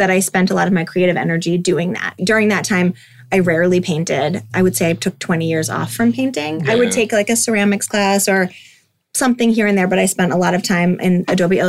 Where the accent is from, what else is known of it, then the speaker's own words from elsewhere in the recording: Weymouth, Massachusetts, United States; now in Scituate, United States; I grew up in Weymouth